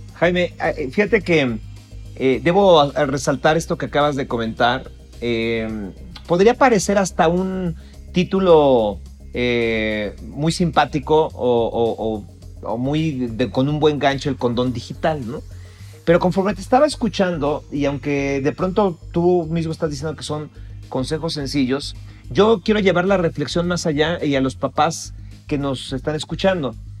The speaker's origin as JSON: {"language": "Spanish", "country": "Mexico", "said": "nosotros como mexicanos"}